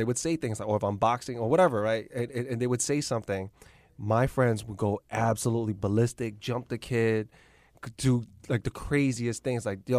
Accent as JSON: {"language": "English", "town": "New York City", "region": "New York", "country": "United States", "tie": "born or raised there", "said": "I grew up Lower East Side."}